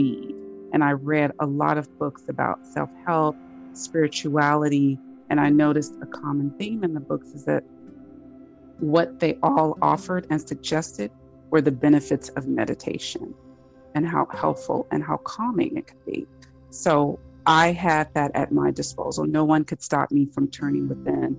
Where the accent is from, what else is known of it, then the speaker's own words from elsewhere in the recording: Los Angeles, California, United States; moved away; I am originally from California, from Los Angeles